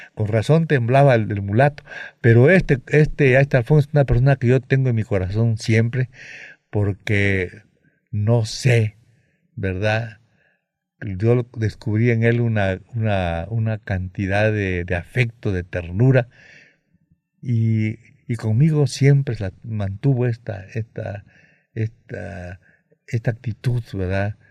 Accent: Mexico; allá sigo siendo el mexicano entre ellos

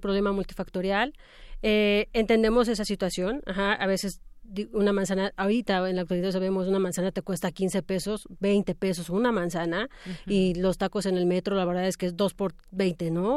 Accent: Mexico

